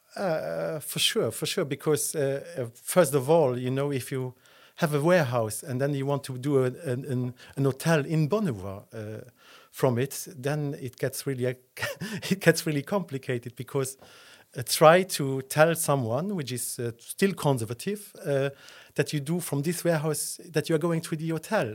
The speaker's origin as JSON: {"language": "English", "region": "Esch-sur-Alzette", "country": "Luxembourg", "tie": "born or raised there", "also_born_or_lived": "Dudelange", "lives_now": "Luxembourg City, Luxembourg", "said": "I was born in Dudelange, and then I grew up in Escherichia Alzett, and then I moved, uh, to the city when I was, uh, twenty"}